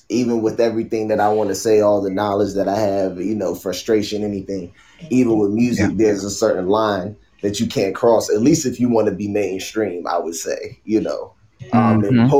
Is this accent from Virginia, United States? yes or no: yes; Newport News, Virginia, United States; I am from Virginia, uh, 757 Newport News